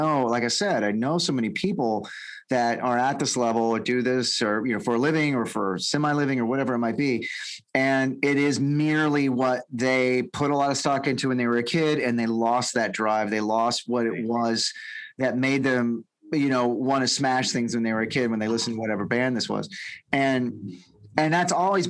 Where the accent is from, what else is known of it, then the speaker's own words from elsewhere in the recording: Texas, United States; We're all from Texas